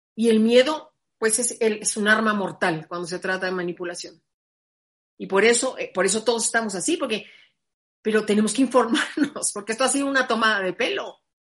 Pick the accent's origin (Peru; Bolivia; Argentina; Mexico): Mexico; yo soy mexicana